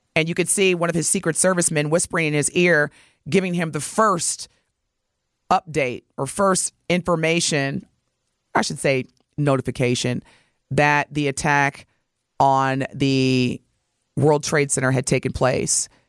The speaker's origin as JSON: {"language": "English", "town": "Milwaukee", "region": "Wisconsin", "country": "United States", "said": "as Milwaukeeans"}